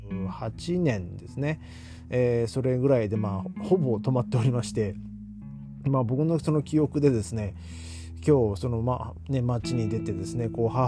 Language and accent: Japanese; Hachinohe, Aomori, Japan; moved away as an adult; 僕が生まれ育った町八戸